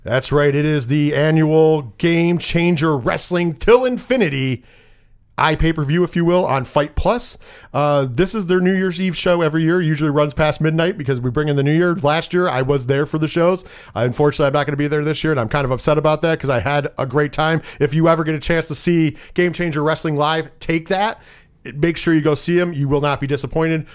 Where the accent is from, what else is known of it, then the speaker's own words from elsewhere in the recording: Northeast, United States; we're from the Northeast.